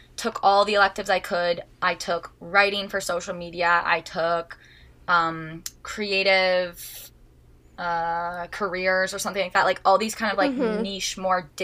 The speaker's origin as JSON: {"language": "English", "town": "Huntsville", "region": "Ontario", "country": "Canada", "also_born_or_lived": "Toronto", "said": "So I am from Huntsville, Ontario, which is a really small, like, cottage town community"}